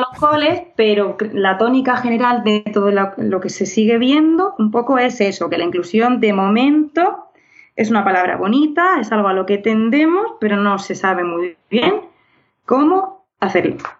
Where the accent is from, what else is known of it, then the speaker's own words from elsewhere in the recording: Region of Murcia, Spain; now in Madrid, Spain; soy murciana y madrileña adoptiva